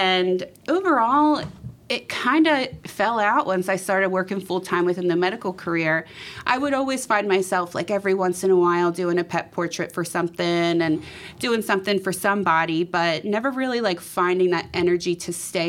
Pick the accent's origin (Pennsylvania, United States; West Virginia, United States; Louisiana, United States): Pennsylvania, United States; Philadelphia; I grew up in Philly, and I'm out in the suburbs right now. But I've traveled, and I just love Philly as my home base.